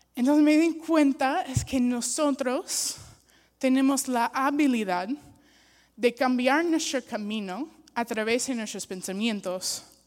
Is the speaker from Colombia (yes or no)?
no; United States; Spanish is a second language; now in Peru; soy una gringa